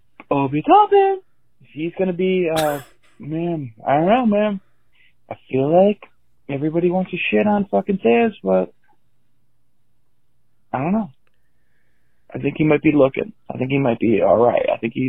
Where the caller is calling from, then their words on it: California, United States; Listen, it's …. I'm calling from California.